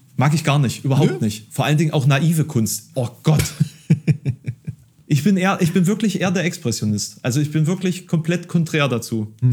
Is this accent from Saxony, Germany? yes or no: yes; Dresden, Saxony, Germany; now in Halle, Germany; ich habe irgendwie meinen großen Teil meiner Kindheit in Dresden verbracht